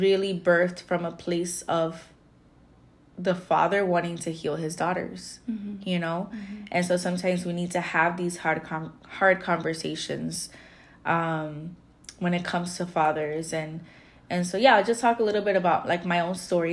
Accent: Florida, United States; I'm from Florida

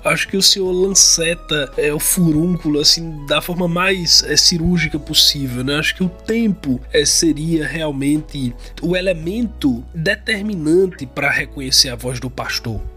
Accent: Northeast Region, Brazil; accent: Northeastern (nordestino); um sotaque é de todos nós nordestinos

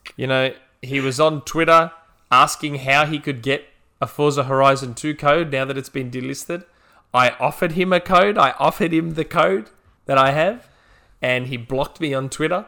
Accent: Australia; as an Australian

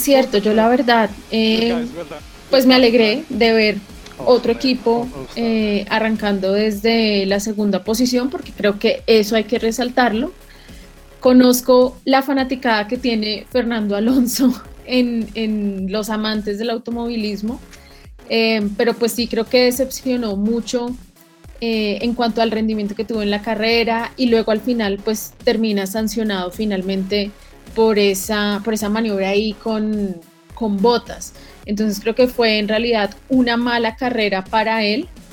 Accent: Colombia; como colombianos

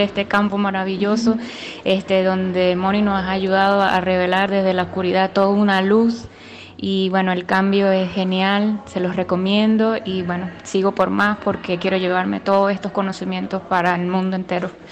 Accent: Venezuela; soy eh, venezolana

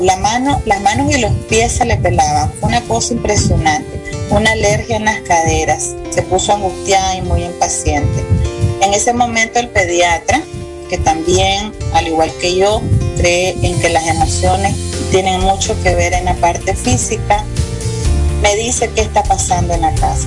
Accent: Nicaragua; Soy una mujer nicaragüense apasionada

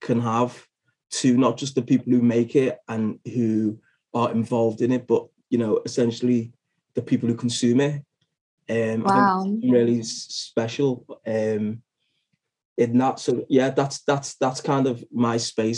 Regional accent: Liverpool, North West England, United Kingdom; I'm from Liverpool and based in Liverpool

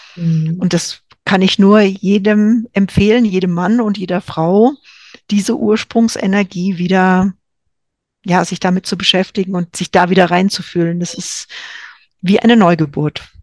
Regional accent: Franconia, Bavaria, Germany; In Franken, wo ich herkomme, sagt man den Radio

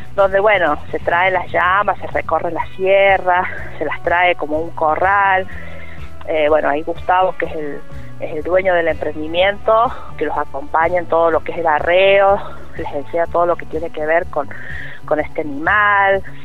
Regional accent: La Carolina, San Luis, Argentina; mi pueblo

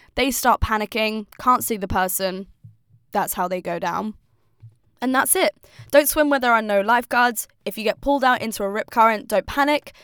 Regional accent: United Kingdom; now in Melbourne, Australia; as a British person

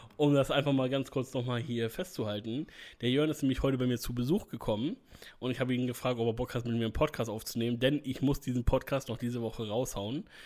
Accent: Northern Germany, Germany; ich bin durchweg Norddeutscher und da bin ich auch stolz drauf

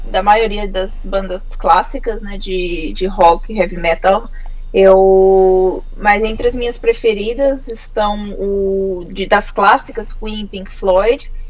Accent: Campo Grande, Mato Grosso do Sul, Brazil; now in Finland; Bom, eu sou de Campo Grande, Mato Grosso do Sul.

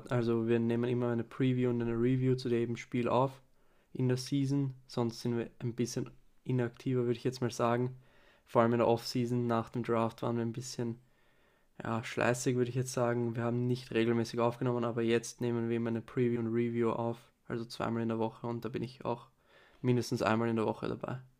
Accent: Vienna, Austria; Ähm, ich bin aus Wien

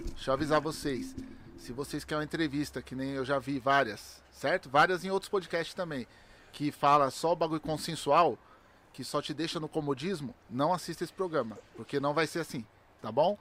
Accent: São Paulo, Brazil; moved away as an adult; also born or lived in Valo Velho; now in Itapecerica da Serra, Brazil; eu nasci no Valo Velho, com 3 anos de idade eu mudei pro Capão Redondo. E aí pro Capão Redondo eu morei dentro de uma quebrada

